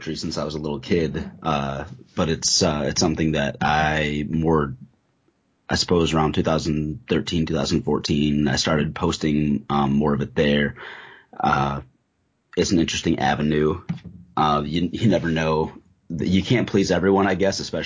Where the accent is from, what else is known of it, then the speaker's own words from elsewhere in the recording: the North, United States; moved away as an adult; also born or lived in the South (Bible Belt); I'm originally from the North